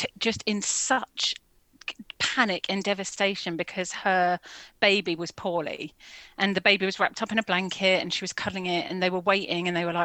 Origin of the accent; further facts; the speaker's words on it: London, United Kingdom; I grew up in Finsbury Park in Holloway